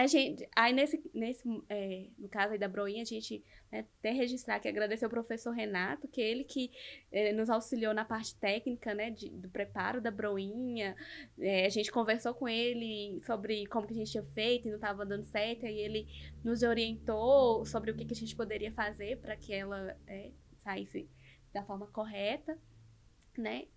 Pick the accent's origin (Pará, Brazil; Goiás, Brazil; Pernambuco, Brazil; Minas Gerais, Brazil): Minas Gerais, Brazil; north of; accent: a bit like Bahian; now in Belo Horizonte, Brazil; eu sou do norte de Minas